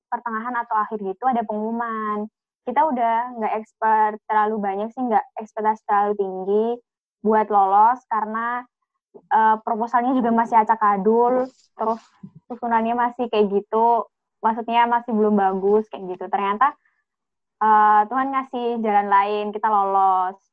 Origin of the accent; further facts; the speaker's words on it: Pacitan, East Java, Indonesia; Aku di Pacitan, Jawa Timur.